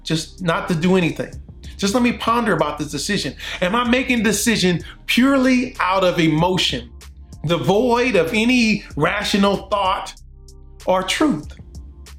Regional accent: Compton, California, United States; now in Prattville, United States; I'm from Compton, California, but now I'm in Prattville, Alabama, right outside of Montgomery

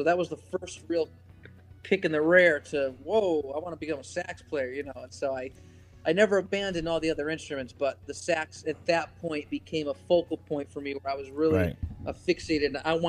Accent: Connecticut, United States; It was fairly average for the most part, except I had so much music at my disposal because my father was, you know, probably my biggest musical influence.

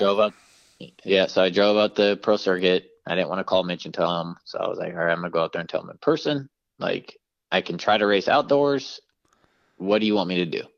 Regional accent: San Francisco Bay Area, California, United States; my hometown race

